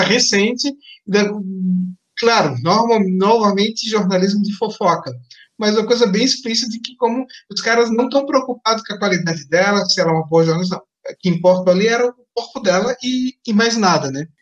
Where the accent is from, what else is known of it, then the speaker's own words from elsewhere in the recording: Blumenau, Santa Catarina, Brazil; de onde eu venho, de Blumenau, Santa Catarina